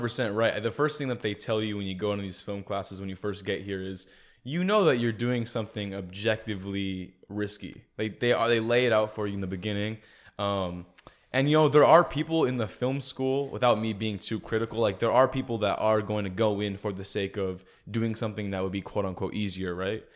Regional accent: San Jose, California, United States; moved away as an adult; also born or lived in Santa Cruz; now in Arizona, United States; I'm from San Jose originally.

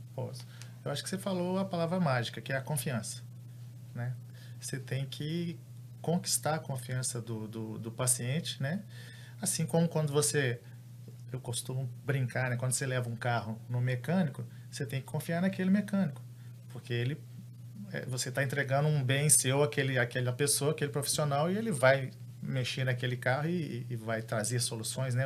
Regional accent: Belo Horizonte, Minas Gerais, Brazil; Eu também sou de Belo Horizonte

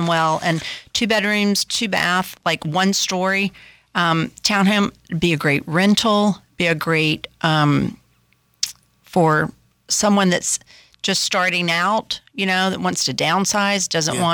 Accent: Sanford, North Carolina, United States; We grew up together in Sanford, just 30 minutes south of Raleigh.

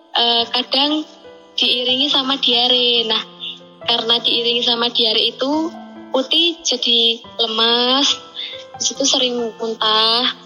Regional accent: Yogyakarta, Special Region of Yogyakarta, Indonesia; saya berasal dari Yogyakarta

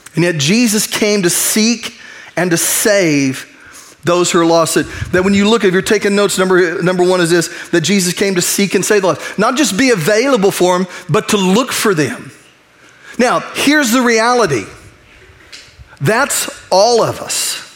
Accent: United States; I'm, I'm an American, I'm a U.S. citizen, I love my nation.

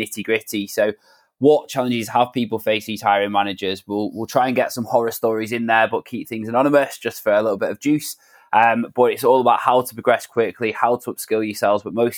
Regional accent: Manchester, North West England, United Kingdom; I'm 27 from Manchester

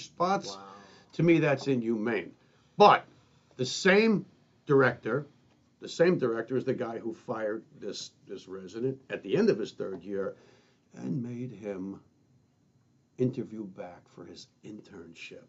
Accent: United States; I'm an American

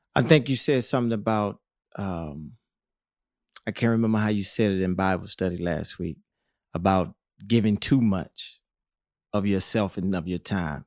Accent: Rock Hill, South Carolina, United States; moved away as an adult; I come from Rock Hill

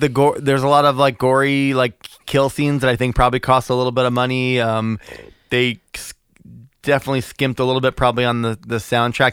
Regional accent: Massachusetts, United States; We're, we're from Massachusetts.

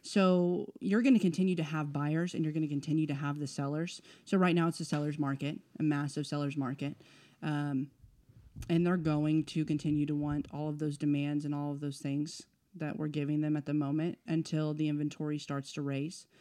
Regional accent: El Paso, Texas, United States; moved away; also born or lived in Oklahoma; born in Texas.

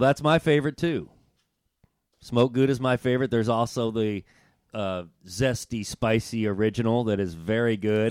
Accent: Bloomington, Indiana, United States; growing up in Indiana in Bloomington

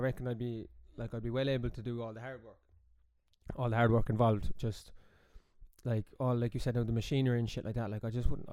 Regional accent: Midleton, County Cork, Ireland; also born or lived in London; I grew up in Middleton. For people who don't know, down East Cork

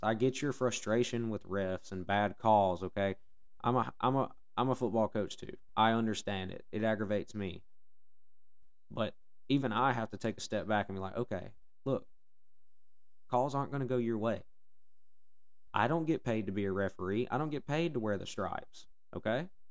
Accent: Alabama, United States; I mean, I'm from Alabama. Um, it's how I was raised.

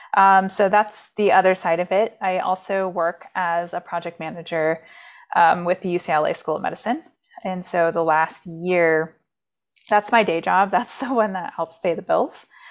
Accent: Maine, United States; also born or lived in reservation (unnamed); I grew up there for the first nine years of my life, but I grew up in Maine, very, in a very, um, rural

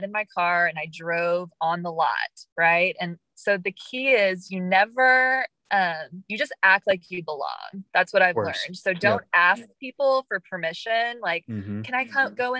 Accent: Texas, United States; I'm a teacher from Texas.

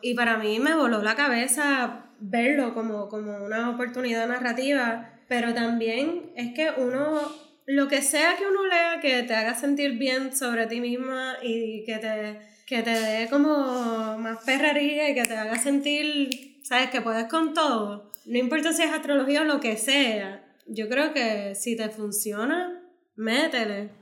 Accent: Puerto Rico; yo me siento bien puertorriqueña y con una identidad bien fuerte

